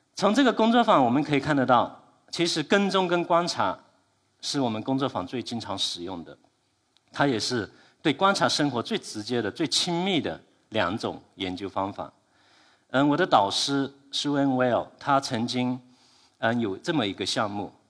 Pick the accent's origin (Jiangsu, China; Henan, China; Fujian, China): Fujian, China; also born or lived in Melbourne; 我是福建人